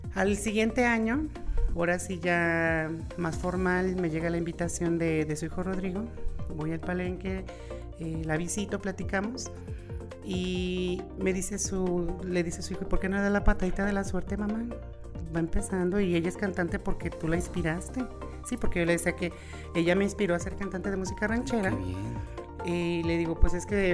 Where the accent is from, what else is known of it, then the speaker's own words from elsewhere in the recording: León, Guanajuato, Mexico; yo soy de aquí de León, Guanajuato, nací de aquí en León, eh, nací de la colonia La Brisa, toda mi adolescencia, niñez y lo demás ya fue en, eh, el Juecillo y 10 de mayo